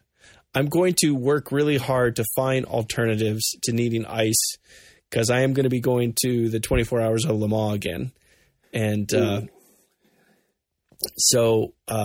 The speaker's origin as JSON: {"language": "English", "country": "United States"}